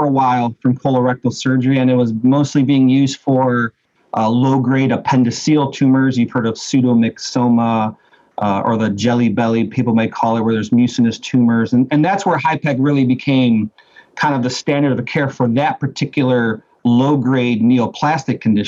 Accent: Cleveland, Ohio, United States; I'm actually born and raised in Cleveland, Ohio

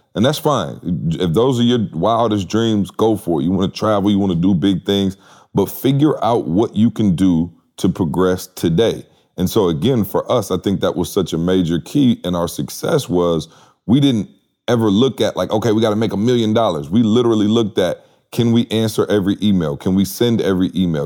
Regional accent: Lansing, Michigan, United States; I grew up in Lansing, so I can almost see, you know, Spartan Stadium, the Breslin from my house growing up my entire life

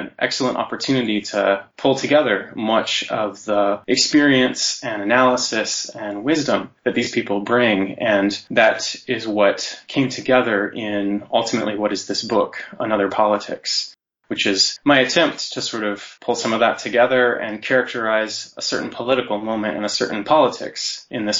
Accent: Anchorage, Alaska, United States; also born or lived in Santa Cruz, California; now in Ottawa, Canada; I am from Alaska, Anchorage, Alaska, originally, on traditional Dena'ina territory, and I currently live in Ottawa

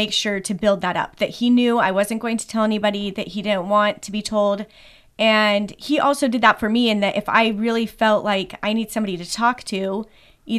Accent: Idaho, United States; also born or lived in Pennsylvania / Ohio; So I grew up mostly in Idaho. I've also lived in Pennsylvania and Ohio

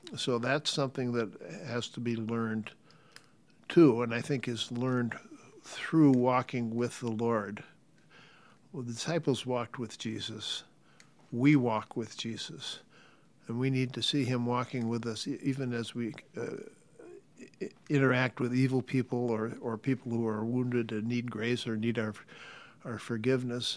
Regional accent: United States; we, as American citizen disciples

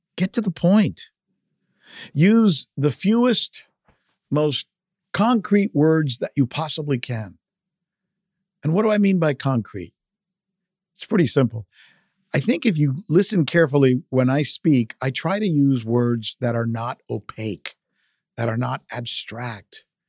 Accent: South Florida, United States; first language Spanish; English is a second language; also born or lived in Minneapolis, Minnesota; I always saw myself as a Latino kid growing up in South Florida

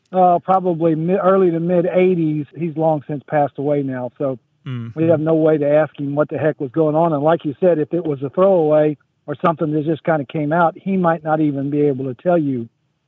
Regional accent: Orlando, Florida, United States; also born or lived in Live Oak, Florida; We grew up in Central Florida around Orlando.

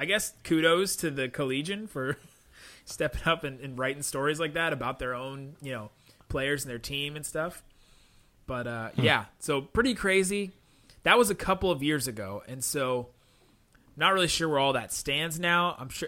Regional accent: Cincinnati, Ohio, United States; moved away; the denomination that I grew up in back in Cincinnati was called Evangelical Free

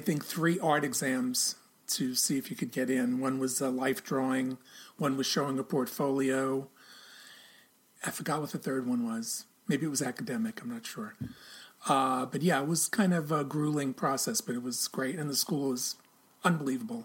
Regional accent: New York City, New York, United States; I'm a native New Yorker

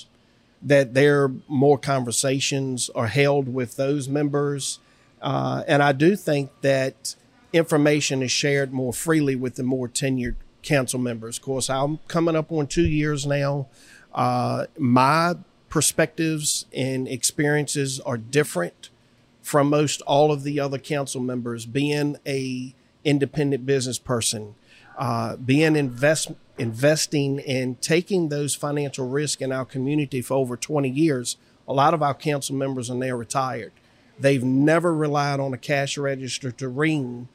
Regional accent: South Hill, Virginia, United States; I'm from South Hill.

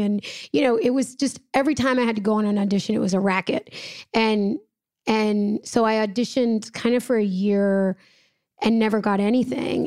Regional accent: Los Angeles, California, United States; I was born and raised in Los Angeles, California

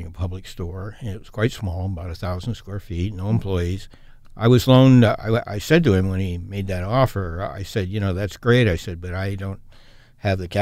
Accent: Portland, Oregon, United States; also born or lived in Corbett, Oregon / Chicago; I was born in Portland and lived in the Foster area for a few years. Lived in Corbett for a couple of years with my grandparents, and then lived at 54th and Alameda through grade school and high school

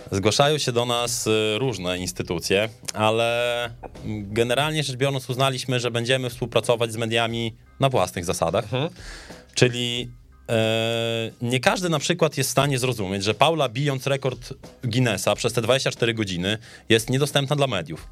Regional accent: Podlaskie Voivodeship, Poland; u nas na Podlasiu

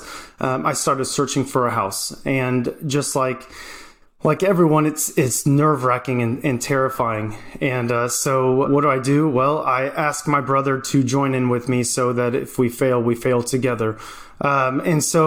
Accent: Georgia, United States; moved away as an adult; now in Oklahoma, United States; I'm from Georgia and I moved from Oklahoma with my family

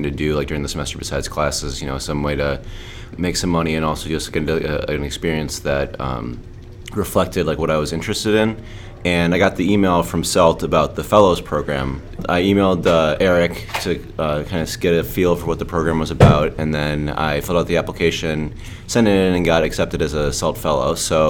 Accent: Park Ridge, Illinois, United States; moved away as an adult; now in New Orleans, United States; I'm a senior and I'm from Park Ridge, Illinois, which is a suburb of Chicago.

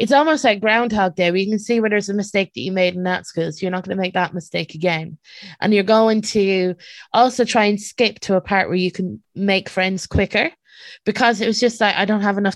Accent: Ballymore, Westmeath, Ireland; born or raised there; also born or lived in London

